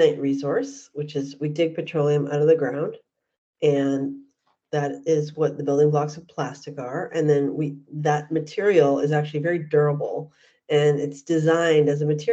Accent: Vancouver, British Columbia, Canada; moved away as an adult; also born or lived in New York / Los Angeles; I grew up in Vancouver, Canada

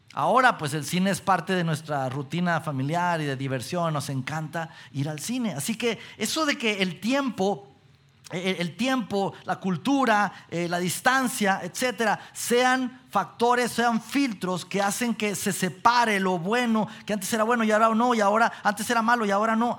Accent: Mexico; como mexicanos que somos

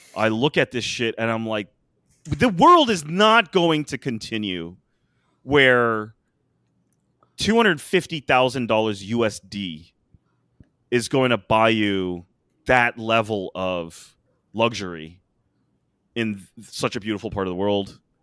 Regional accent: United States; as an American

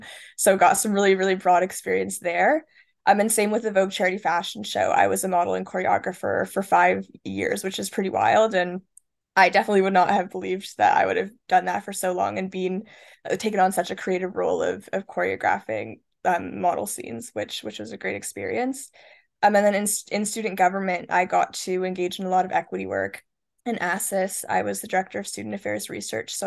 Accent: Toronto, Ontario, Canada; moved away as an adult; also born or lived in Kingston, Ontario; I'm from Toronto

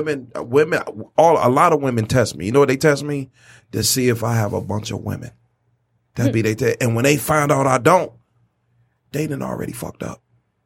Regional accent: Florida, United States; born or raised there; moved away

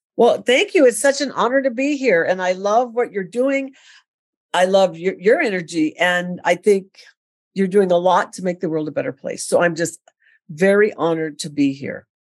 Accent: California, United States; I'm originally from California

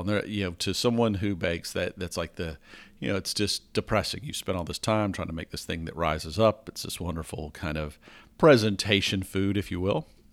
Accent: the South of the US, United States; I grew up in the South of the U S

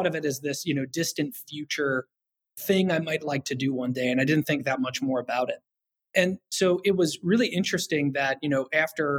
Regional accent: Kentucky, United States; I'm from Kentucky originally. I grew up on top of a big hill

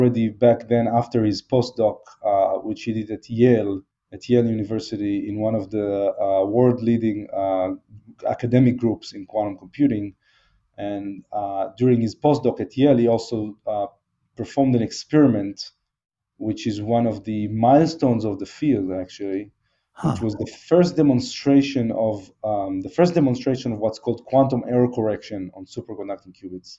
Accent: Israel; moved away as an adult; also born or lived in Seattle, United States; I grew up in Israel

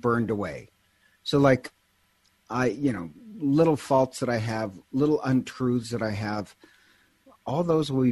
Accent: Montana, United States; I'm originally from Montana

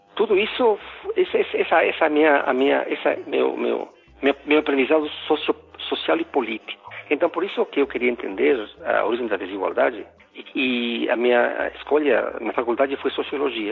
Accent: Quito, Pichincha, Ecuador; first language Spanish; Portuguese is a second language; moved away as an adult; also born or lived in United States; now in Brazil; eu sou equatoriano, nasci em Quito

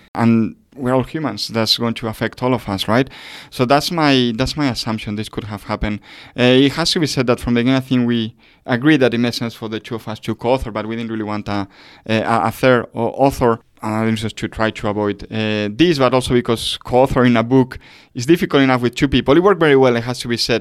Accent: Spain; I come from Spain

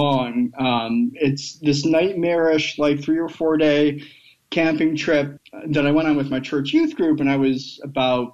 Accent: Michigan, United States; now in Alabama, United States; That's my home state

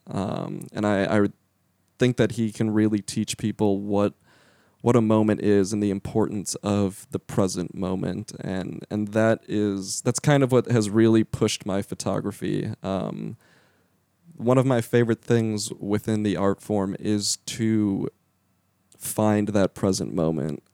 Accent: Lake Zurich, Illinois, United States; moved away; also born or lived in Central Florida; I am from a town called Lake Zurich. It's about 40 minutes northwest of Chicago

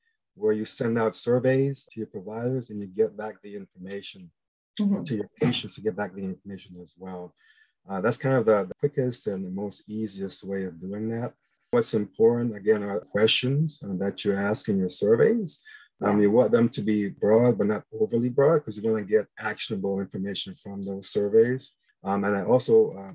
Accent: New York, United States; moved away as an adult; now in Houston, United States; I'm originally from New York and I came to Houston to the Baylor College of Medicine in 1998

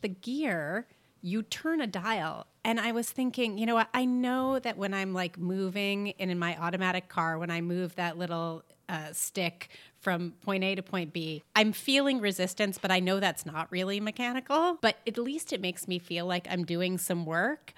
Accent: New York, United States; we're from New York

